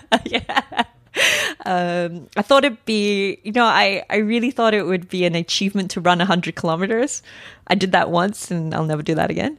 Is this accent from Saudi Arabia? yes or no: no; Australia; moved away as an adult; I come from Australia originally